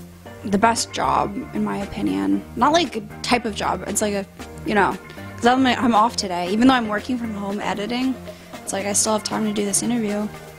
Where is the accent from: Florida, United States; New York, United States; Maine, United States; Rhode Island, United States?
New York, United States; And, like, as a New Yorker, I just wanna, like, flick him off and punch him.